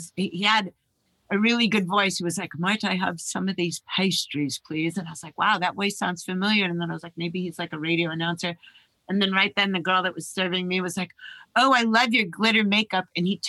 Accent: Los Angeles, California, United States; also born or lived in Kent Cliffs, New York; growing up in Hollywood, like most of my life

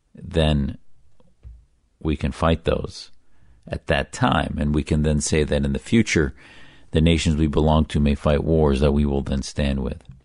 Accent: United States; I, as a loyal American, joined the U S Navy

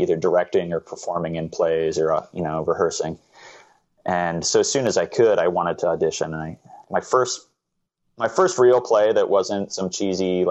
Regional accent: Anamosa, Iowa, United States; I grew up in Anamosa, Iowa, which is this really small town

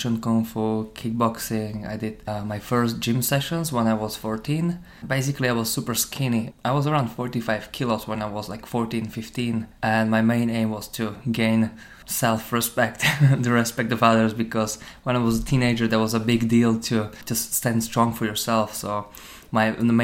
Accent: Slovakia; moved away as an adult; also born or lived in Ireland; now in Dublin, Ireland; I came from Slovakia, I was born in Slovakia, living in Ireland for around 11 years

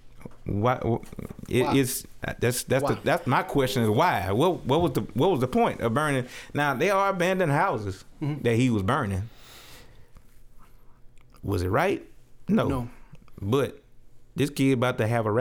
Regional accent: Opelousas, Louisiana, United States; moved away; also born or lived in Houston; I am from Opelousas, Louisiana

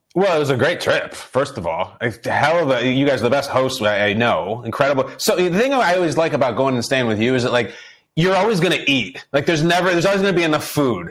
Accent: Chicago, Illinois, United States; was born and raised in Chicago

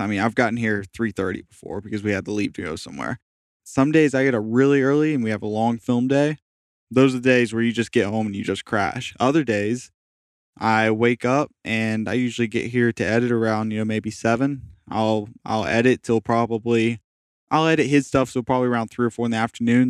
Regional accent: Jacksonville, Florida, United States; moved away as an adult; also born or lived in St. Petersburg, Florida; all of my friends I've ever had growing up were in Jacksonville

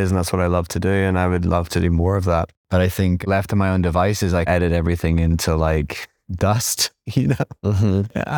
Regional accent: Ireland; also born or lived in Nottingham / London; now in New York, United States; But because I came from Ireland, then Nottingham, then London, then New York, I'm no more English listen, I am American. It's like I'm Irish and it's just like it's a different thing.

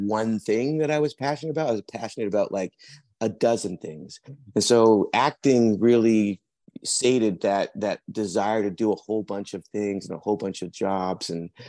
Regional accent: British Columbia, Canada; also born or lived in England; now in Vancouver, Canada; I'm originally from England. I was adopted at birth. And then through a series of family things, we ended up moving to Canada when I was about 7. I grew up on Vancouver Island, high school and college, and then moved to Vancouver in 1991.

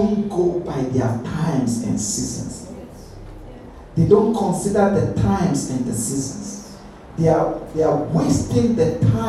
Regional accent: Ghana; now in United Kingdom; Where I grew up in Ghana

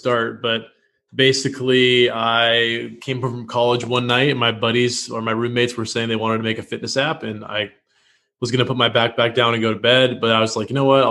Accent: Washington, United States; moved away as an adult; also born or lived in Los Angeles / Oklahoma City; now in Austin, United States; I'm from Washington State.

